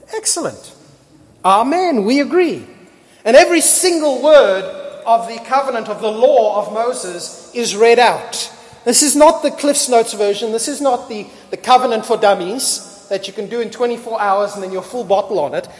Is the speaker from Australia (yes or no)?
yes; Australia; I am an Australian.